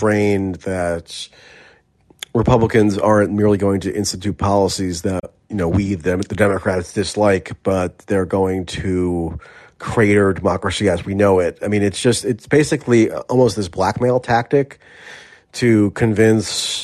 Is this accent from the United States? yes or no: yes; United States; as an American